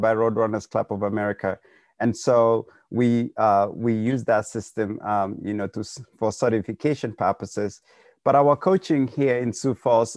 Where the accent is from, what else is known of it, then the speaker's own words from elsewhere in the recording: Kenya; now in South Dakota, United States; we're all from Kenya